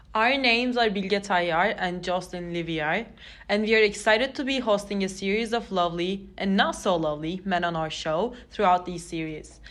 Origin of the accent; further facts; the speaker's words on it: Turkey; moved away as an adult; now in Claremont, United States; I'm an international student here at Claremont McKenna College and I'm coming from Turkey